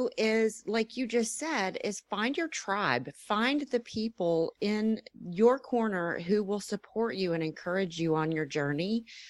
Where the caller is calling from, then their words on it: Dallas, Texas, United States; Dallas, Texas.